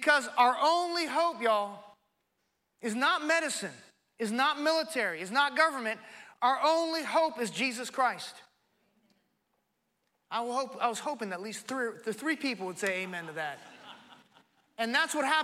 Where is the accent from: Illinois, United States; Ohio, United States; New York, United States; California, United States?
California, United States; in California, my home state